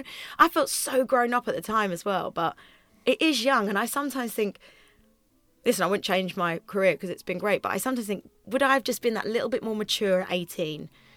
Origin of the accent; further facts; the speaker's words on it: Twickenham, London, United Kingdom; Twickenham. So like Richmond Theatre, we'd go to things, Woking, places like that.